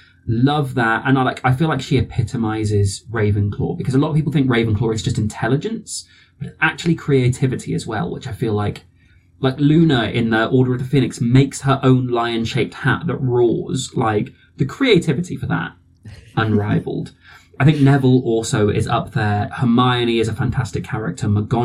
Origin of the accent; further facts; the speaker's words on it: South West England, United Kingdom; so I grew up in the Southwest, so everybody I grew up around talks a bit like this.